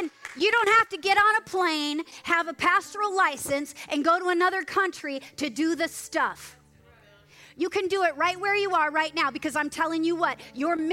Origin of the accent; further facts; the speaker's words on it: Moorpark, California, United States; I'm sitting in Moorpark in the Starbucks in Moorpark. In my hometown